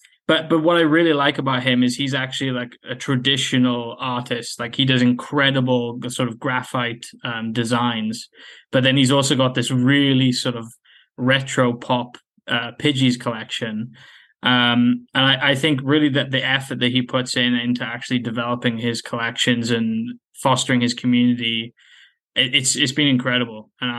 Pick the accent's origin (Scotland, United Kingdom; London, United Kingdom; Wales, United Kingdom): Wales, United Kingdom; From Wales in the UK.